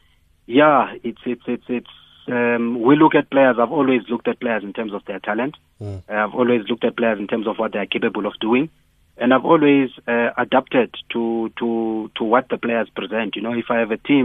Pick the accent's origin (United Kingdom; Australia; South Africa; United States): South Africa; Eastern Cape; moved away as an adult; also born or lived in Johannesburg; I came from Eastern Cape, specifically chose to come to Wits University